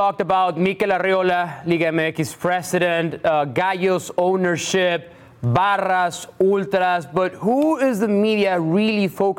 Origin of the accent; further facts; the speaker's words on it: Mexico; This was sad to see because it happened in my hometown.